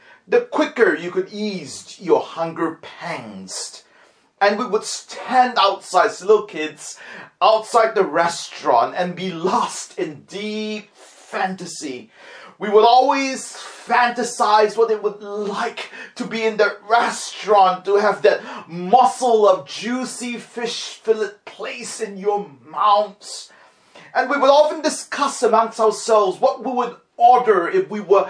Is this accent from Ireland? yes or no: no; Singapore; When my brother and myself were growing up in Singapore